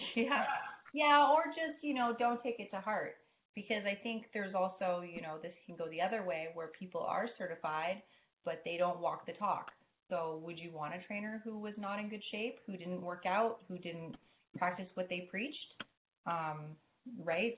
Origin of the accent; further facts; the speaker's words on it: Hawaii, United States; growing up in Hawaii